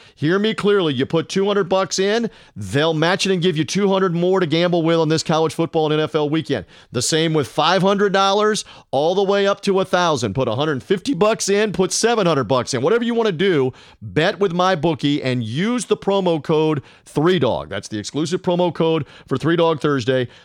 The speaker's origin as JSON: {"language": "English", "town": "Memphis", "region": "Tennessee", "country": "United States", "tie": "born or raised there", "moved": "yes", "said": "Memphis, Tennessee, my birthplace, my hometown, where I went back to school."}